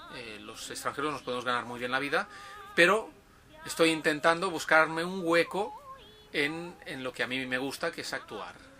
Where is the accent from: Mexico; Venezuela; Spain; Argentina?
Spain; Tarragona, Catalonia; moved away as an adult; also born or lived in Barcelona; now in Japan; he estado viviendo en Barcelona, pero soy de, de Tarragona, una ciudad que está a 40 minutos en coche de, de Barcelona